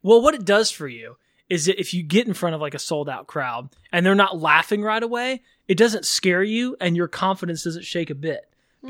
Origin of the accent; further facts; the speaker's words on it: Texas, United States; moved away as an adult; I grew up in Texas, lived there for most of my life. And then in 2015, when I was, what was I then? 31-ish. And I moved out here to pursue comedy